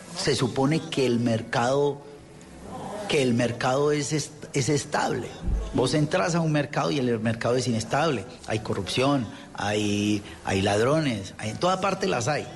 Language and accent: Spanish; Colombia; now in France; desde mi éxodo como colombiano por fuera al país